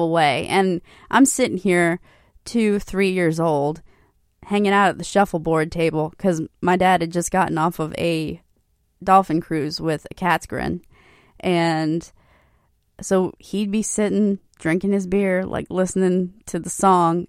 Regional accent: Hilton Head Island, South Carolina, United States; when I was a kid growing up on Hilton Head

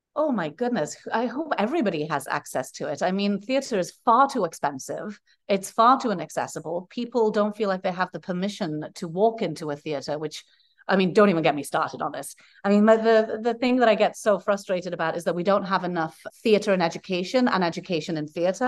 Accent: Wales, United Kingdom; moved away; I'm from Wales originally. Dwi siarad I'm a Welsh speaker. I'm a fluent Welsh speaker.

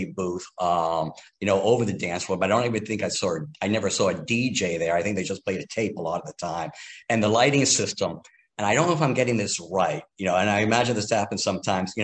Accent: Kennebunk, Maine, United States; moved away as an adult; also born or lived in Lewiston, Maine / Washington, District of Columbia, United States; I grew up in Kennebunk, Maine, which is in the southern tip of the state along the coast.

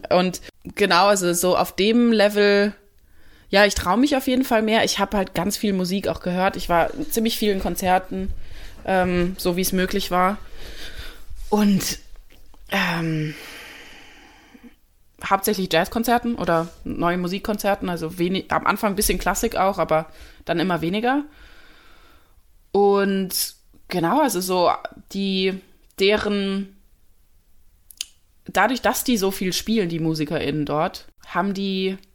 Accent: Germany; so ich bin Deutsche, kann ich auch nichts ändern, mein Akzent ist da, sorry.

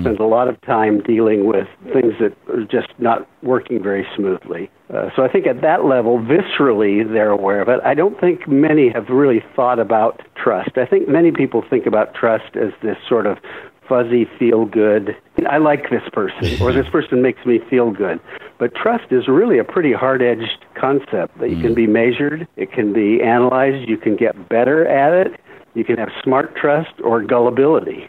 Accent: Michigan, United States; also born or lived in Iowa; I was born in Iowa, grew up in Michigan

